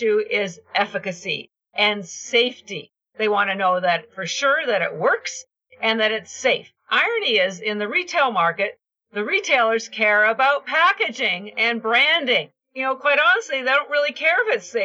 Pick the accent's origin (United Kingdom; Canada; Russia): Canada; I'm Canadian